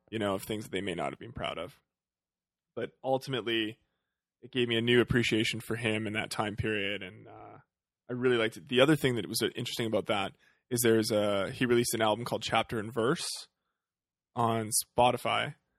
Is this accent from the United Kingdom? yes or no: no; Western Canada, Canada; growing up in Western Canada